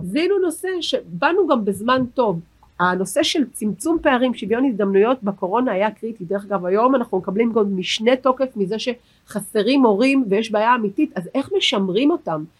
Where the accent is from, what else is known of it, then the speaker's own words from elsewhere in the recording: Herzliya, Tel Aviv District, Israel; אני גדלתי בעיר הנכונה הרצליה